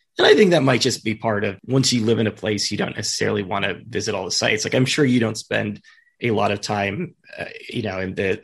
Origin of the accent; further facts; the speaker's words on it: Fremont, California, United States; I'm from the Bay Area originally. I'm from the East Bay.